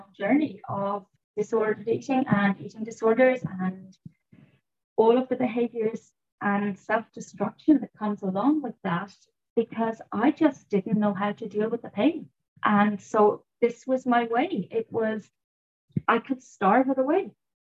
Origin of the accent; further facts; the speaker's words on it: Ireland; I was brought up in Ireland